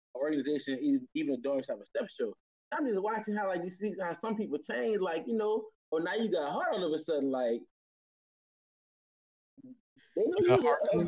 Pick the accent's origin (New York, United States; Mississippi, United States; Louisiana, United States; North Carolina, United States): Louisiana, United States; New Orleans; I'm from Uptown, the hood, New Orleans. We wasn't exposed to Greeks like coming up in high school